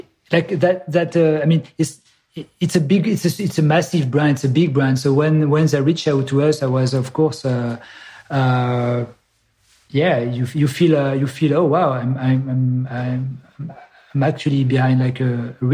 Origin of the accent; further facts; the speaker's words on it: Grenoble, Auvergne-Rhône-Alpes, France; I'm from Grenoble, which is a south east of France, from the Alps. So so I basically grew up 1 hour away from Salomon headquarter.